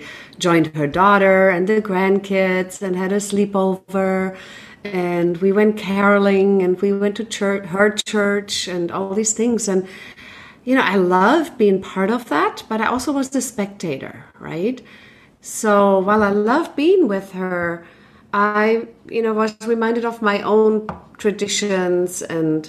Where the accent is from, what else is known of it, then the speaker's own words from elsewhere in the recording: Germany; moved away; I grew up in Germany, so we had our own traditions